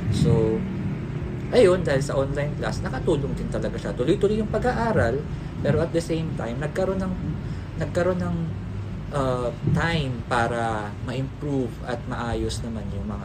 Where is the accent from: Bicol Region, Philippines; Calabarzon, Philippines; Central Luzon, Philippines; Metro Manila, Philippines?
Metro Manila, Philippines; Quezon City; taga QC ako and it, it will take 2 hours para makarating sa sa school